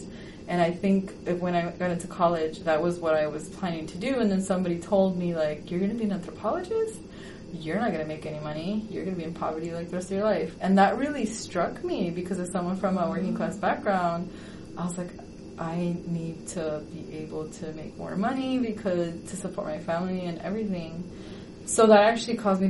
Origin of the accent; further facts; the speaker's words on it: Chicago, Illinois, United States; I grew up in Chicago, which has very long winters